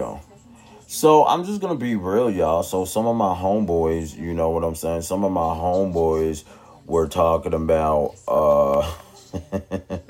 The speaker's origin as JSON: {"language": "English", "town": "Tulsa", "region": "Oklahoma", "country": "United States", "tie": "born or raised there", "said": "my hometown"}